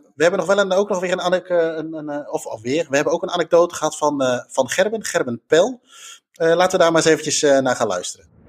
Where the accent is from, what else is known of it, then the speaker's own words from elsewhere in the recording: Netherlands; we uit Nederland kwamen